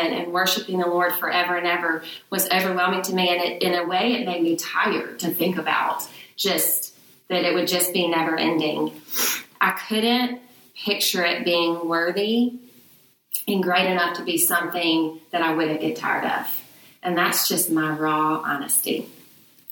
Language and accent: English; Birmingham, Alabama, United States; moved away as an adult; also born or lived in Oxford, Mississippi; now in Mississippi, United States; I'm a Birmingham girl. I grew up in Birmingham.